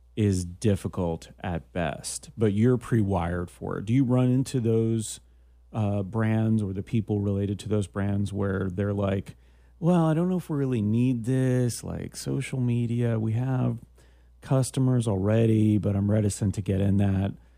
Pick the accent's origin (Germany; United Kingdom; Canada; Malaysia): Canada; I'm from Canada